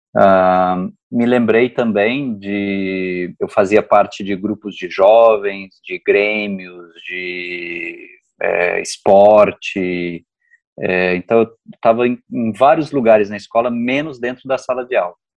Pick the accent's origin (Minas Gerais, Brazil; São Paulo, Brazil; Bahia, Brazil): Minas Gerais, Brazil; Uberaba; Eu sou do interior de Minas, Uberaba